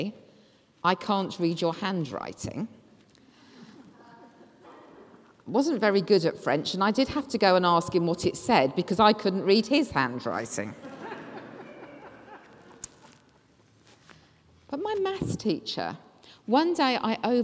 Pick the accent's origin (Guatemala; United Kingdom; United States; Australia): United Kingdom; England; us being English that we were brought up to be critical